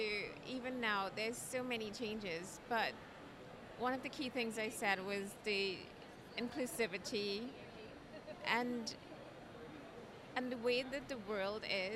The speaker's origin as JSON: {"language": "English", "country": "Trinidad & Tobago", "moved": "as an adult", "lives_now": "United States", "said": "I'm actually from the Caribbean, Trinidad and Tobago"}